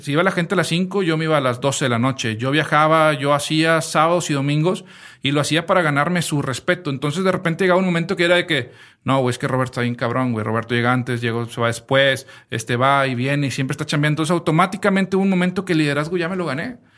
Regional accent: Mexico

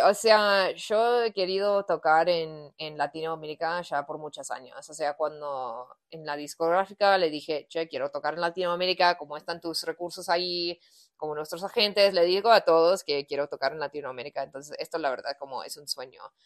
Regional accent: United States; Spanish is a second language; yo soy de Estados Unidos

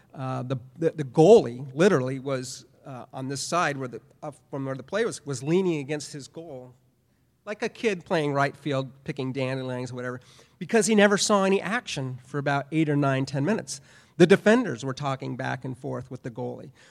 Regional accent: Southern California, United States; I grew up in Southern California

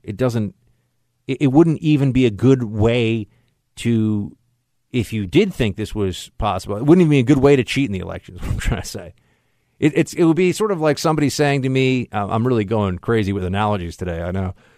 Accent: New York City, New York, United States; here in my hometown and my city

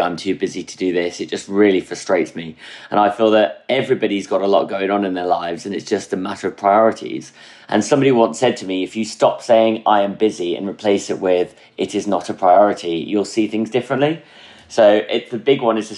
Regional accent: near Durham, North East England, United Kingdom; moved away as an adult; also born or lived in Midlands / Birmingham / Frankfurt; I was born in the Midlands. And then in 2002 onwards, I actually grew up in the northeast of England, near Durham

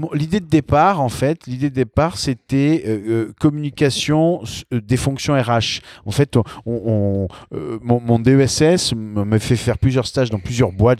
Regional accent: Sartène, Corsica, France; moved away as an adult; also born or lived in Nice / Paris; j'ai passé mon bac à Sartène et j'ai passé toute, toute ma jeunesse en Corse

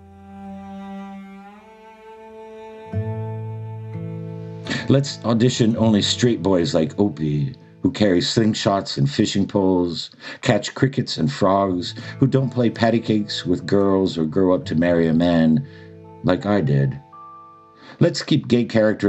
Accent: Miami, Florida, United States; in Miami, which is a very unique place, to say the least, to grow up in.

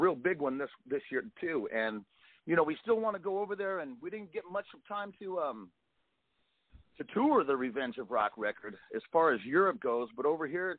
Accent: California, United States; I'm from California, so I'm used to some of this hot weather.

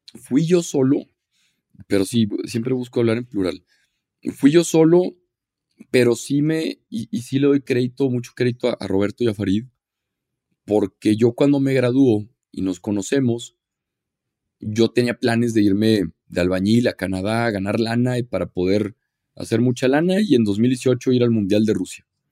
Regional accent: Torreón, Coahuila, Mexico; soy de Torreón, Coahuila

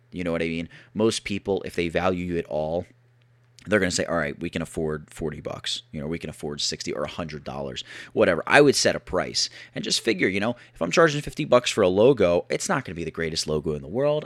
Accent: Philadelphia, Pennsylvania, United States; I'm from the Philadelphia area

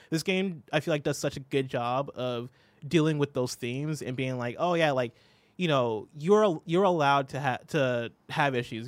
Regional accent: Illinois, United States; moved away as an adult; also born or lived in Seattle; I had moved from my hometown in Illinois

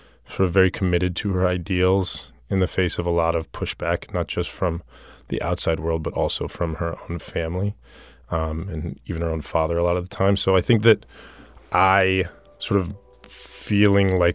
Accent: Tucson, Arizona, United States; When I was growing up, the black population of Tucson was 2%

